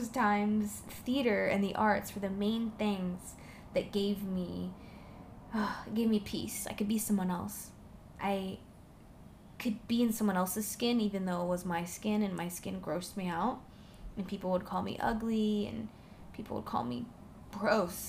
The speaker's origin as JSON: {"language": "English", "area": "Orange County", "region": "California", "country": "United States", "tie": "born or raised there", "also_born_or_lived": "Fresno, California", "lives_now": "Los Angeles, United States", "said": "I grew up in Orange County"}